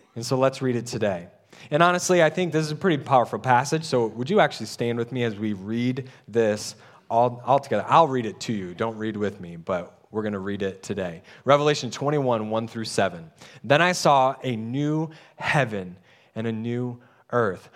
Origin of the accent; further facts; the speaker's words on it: United States; we're American-minded.